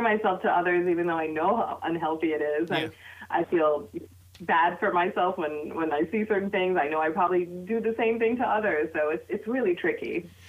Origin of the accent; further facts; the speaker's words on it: United States; my identity as a Pakistani American Muslim child of immigrants